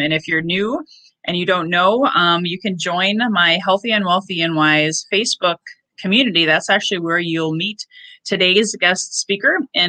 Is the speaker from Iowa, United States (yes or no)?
yes; Northwest Iowa, United States; moved away; also born or lived in Minneapolis; I grew up in Northwest Iowa, but I went all the way to Minneapolis.